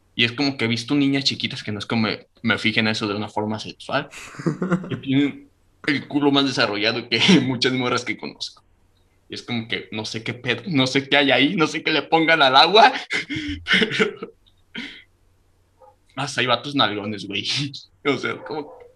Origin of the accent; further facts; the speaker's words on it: Michoacán, Mexico; eso está cerquita de mi pueblo